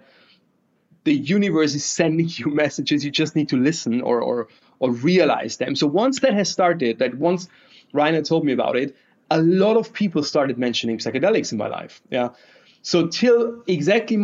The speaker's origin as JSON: {"language": "English", "region": "Bavaria", "country": "Germany", "said": "I'm from Bavaria, and that means a lot because like their beer is like our daily nutrition"}